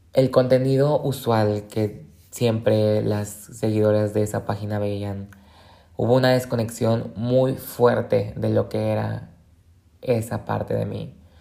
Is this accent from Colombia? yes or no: no; Colima, Mexico; moved away as an adult; now in Guadalajara, Mexico; yo soy del estado de Colima